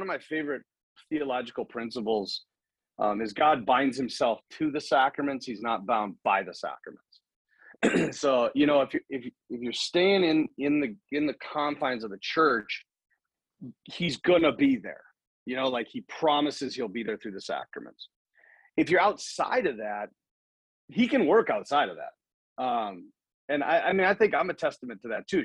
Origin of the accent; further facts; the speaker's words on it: United States; I'm from America